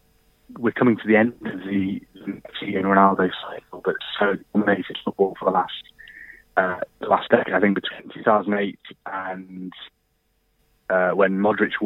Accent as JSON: {"language": "English", "town": "Birkenhead", "region": "North West England", "country": "United Kingdom", "tie": "born or raised there", "also_born_or_lived": "Liverpool", "said": "I'm from Liverpool. I was actually born in Birkenhead"}